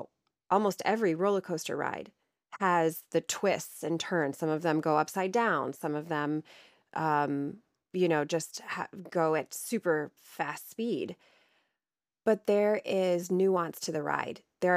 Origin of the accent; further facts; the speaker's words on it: Ohio, United States; People will probably hear in my voice that I don't have the same type of accent as you. I am from Ohio. I am from Northern Ohio, where Cedar Point is.